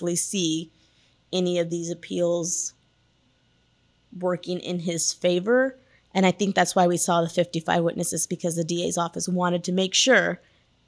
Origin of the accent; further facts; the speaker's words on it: Wilson County, near Floresville, Texas, United States; I'm from Wilson County